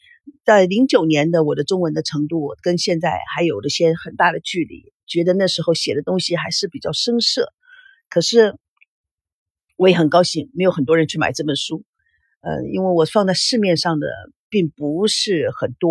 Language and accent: Chinese; United States; also born or lived in Taiwan; now in China; 就说我是从美国来的，美国到了台湾，美国到了大陆，然后在美国。到了台湾以后，在台湾拍戏，在台湾成立了龙族剧院